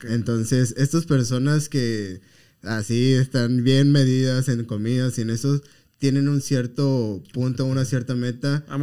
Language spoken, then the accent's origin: Spanish; Mexico; como mexicanos